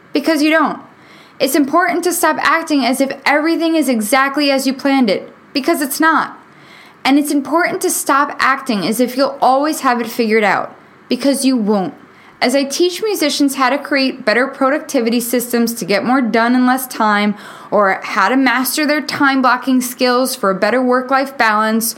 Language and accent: English; New York, United States; moved away as an adult; now in Nashville, United States; Being born and raised in New York